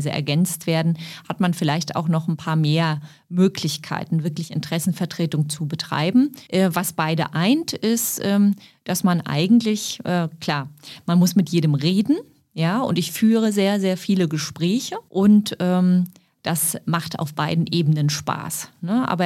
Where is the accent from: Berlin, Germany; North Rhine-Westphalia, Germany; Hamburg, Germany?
Berlin, Germany; Für mich ist Mitte. Ich bin im Osten groß geworden. Ich lebe im Osten.